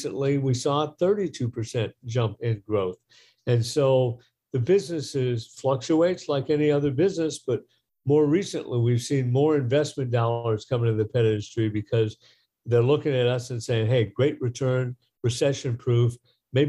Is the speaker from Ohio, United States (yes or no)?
no; Detroit, Michigan, United States; I grew up in the Midwest. I grew up in Detroit